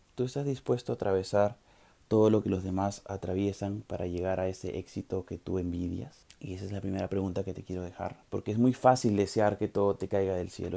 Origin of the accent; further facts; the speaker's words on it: Peru; los peruanos somos más peruanos